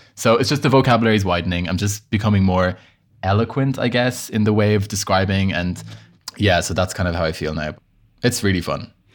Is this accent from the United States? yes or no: no; Ireland; accent: Irish; moved away as an adult; also born or lived in Bahrain; now in Paris, France; I moved to Ireland when I was five. So I mean, I've grew up in Ireland.